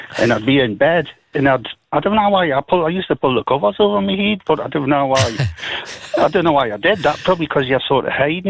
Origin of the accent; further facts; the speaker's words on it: Newcastle upon Tyne, North East England, United Kingdom; I was brought up in Stanton Street, you know, it goes down to Nunsmore.